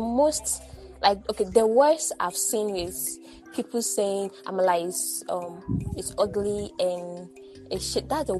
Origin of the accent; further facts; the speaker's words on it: Akwa Ibom, Nigeria; I'm from Akwa Ibom